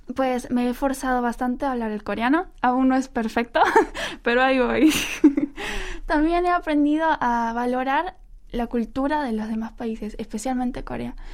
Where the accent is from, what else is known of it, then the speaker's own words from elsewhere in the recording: Ecuador; now in South Korea; los ecuatorianos que nos encanta la farra los fines de semana